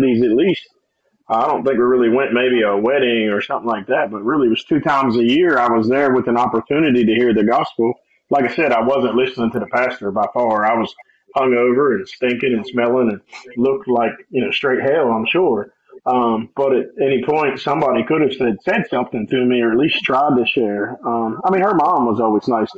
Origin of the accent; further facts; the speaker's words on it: Martinsburg, West Virginia, United States; now in Romney, United States; I'm originally from Martinsburg, West Virginia. Currently reside in Romney, West Virginia.